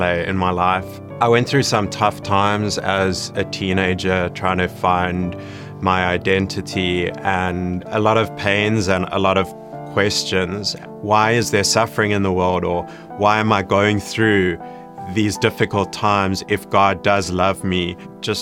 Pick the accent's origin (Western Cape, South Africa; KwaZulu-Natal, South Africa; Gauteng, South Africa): Gauteng, South Africa; Johannesburg; I grew up in Johannesburg, South Africa.